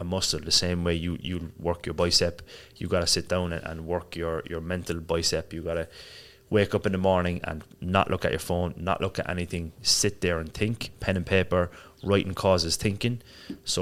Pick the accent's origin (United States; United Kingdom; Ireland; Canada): Ireland; Cork, Munster; moved away as an adult; also born or lived in Marbella, Spain; now in Dubai, United Arab Emirates; I grew up in Ireland. So I'm from Cork in Ireland. Lived there until I was, left when I was maybe 23.